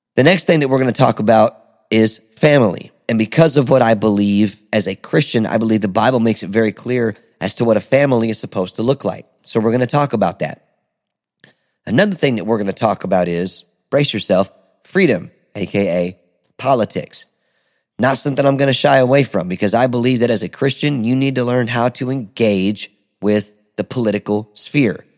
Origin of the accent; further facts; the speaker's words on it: Detroit, Michigan, United States; now in Smyrna, United States; I am originally from Detroit, Michigan, A K A the Motor City